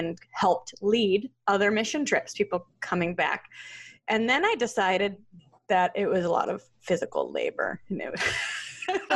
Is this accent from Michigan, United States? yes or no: yes; Troy, Michigan, United States; I grew up in the Detroit area in Troy, Michigan